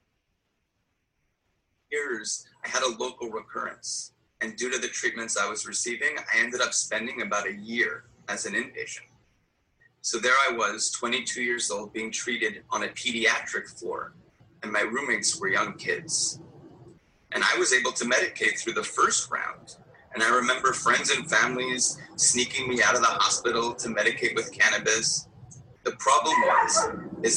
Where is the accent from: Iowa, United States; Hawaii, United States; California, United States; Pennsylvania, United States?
California, United States; Los Angeles; moved away as an adult; also born or lived in New York City; I'm originally from Los Angeles. In fact, I was gathering signatures for Prop 215 as a part-time job during my senior high school in 1995